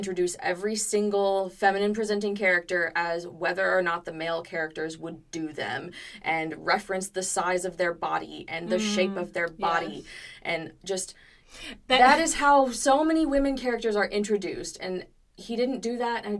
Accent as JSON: {"language": "English", "region": "the American South", "country": "United States", "tie": "born or raised there", "said": "That is a genre about and for the American South. And that is where I have always lived. And it's where I currently live."}